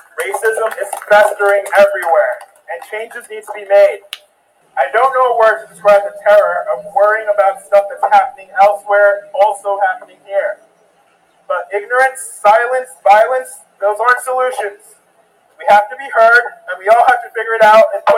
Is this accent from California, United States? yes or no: no; Brockton, Massachusetts, United States; now in Springfield, United States; I grew up in Brockton, Massachusetts